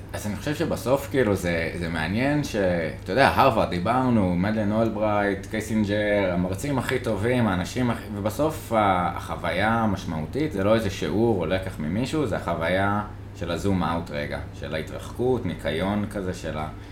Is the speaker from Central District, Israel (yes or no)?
no; Jerusalem, Jerusalem District, Israel; אני כירושלמי